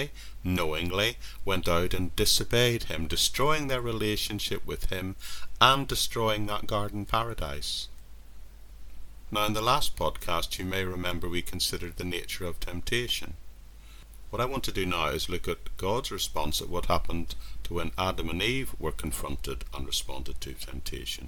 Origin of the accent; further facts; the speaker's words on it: near Strangford Lough, Northern Ireland, United Kingdom; I grew up in Northern Ireland near an area called Strangford Loch